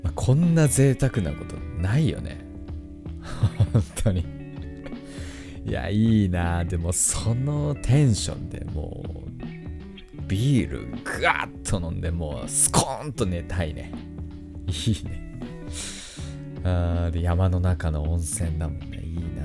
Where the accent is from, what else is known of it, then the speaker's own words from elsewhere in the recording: Tohoku, Japan; 東北の出身だから